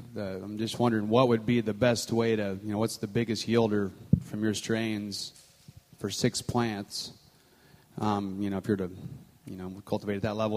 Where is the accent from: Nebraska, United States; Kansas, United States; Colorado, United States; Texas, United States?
Colorado, United States; I'm from Colorado